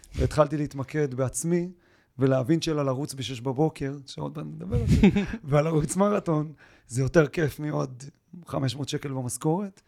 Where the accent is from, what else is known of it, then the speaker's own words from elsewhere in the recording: Israel; אני באמת בא מקיבוץ